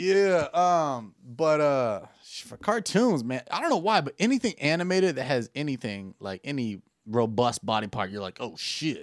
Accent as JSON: {"language": "English", "country": "United States", "said": "I'm American"}